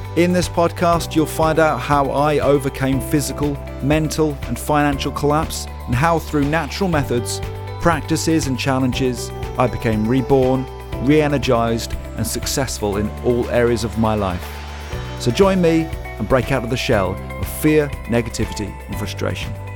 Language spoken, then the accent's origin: English; Norwich, East of England, United Kingdom; moved away as an adult; also born or lived in London; we decided to come back to my hometown, um, back here in Norwich